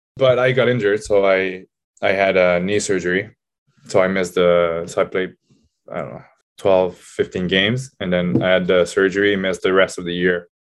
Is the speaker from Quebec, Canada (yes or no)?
yes; Laval, Quebec, Canada; moved away as an adult; I decided to sign back with Laval 'cause it was, uh, my hometown